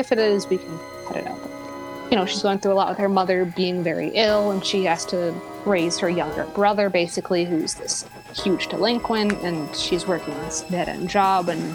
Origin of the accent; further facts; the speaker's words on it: New Jersey, United States; I'm from New Jersey